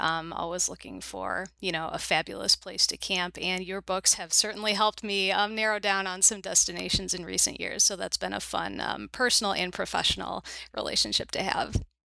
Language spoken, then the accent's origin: English; Chicago suburbs, Illinois, United States; also born or lived in Minnesota; born and raised in the Chicago suburbs, which is where I still live